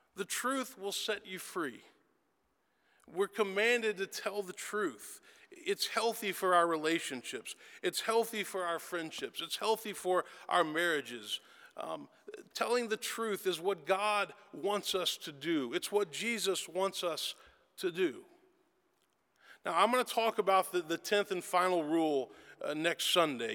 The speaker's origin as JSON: {"language": "English", "town": "Memphis", "region": "Tennessee", "country": "United States", "tie": "born or raised there", "said": "I was born and raised in Memphis, Tennessee"}